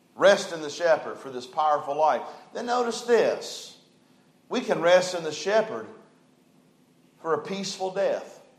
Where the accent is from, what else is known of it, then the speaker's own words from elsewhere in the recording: West Virginia, United States; I was born in West Virginia.